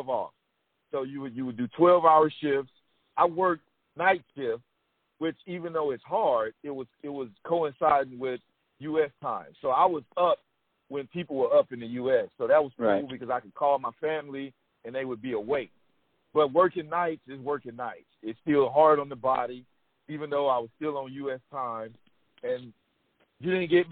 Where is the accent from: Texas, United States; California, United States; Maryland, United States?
Texas, United States; I'm from Texas